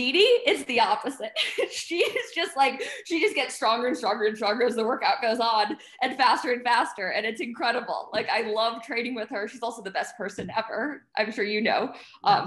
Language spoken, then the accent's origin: English; United States; I'm soft American